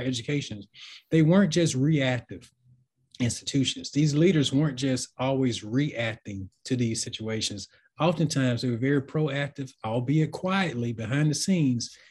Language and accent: English; Boligee, Alabama, United States; moved away as an adult; also born or lived in Tennessee; I grew up in a town called Bologie in Alabama, which is in the Alabama Black Belt, actually, West Central